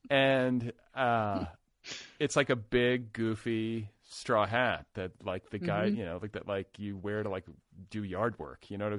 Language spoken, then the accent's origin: English; Indiana, United States; now in Los Angeles, United States; I'm from Indiana